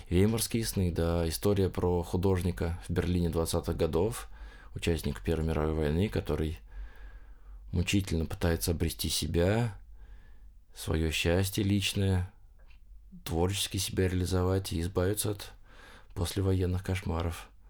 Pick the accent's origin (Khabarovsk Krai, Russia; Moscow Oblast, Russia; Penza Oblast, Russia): Moscow Oblast, Russia; Lyubertsy